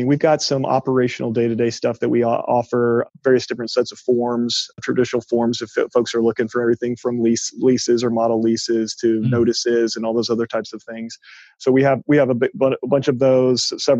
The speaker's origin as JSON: {"language": "English", "town": "Austin", "region": "Texas", "country": "United States", "tie": "born or raised there", "said": "I'm from Austin, born and raised here. So I'm one of those kind of rare unicorns in Austin"}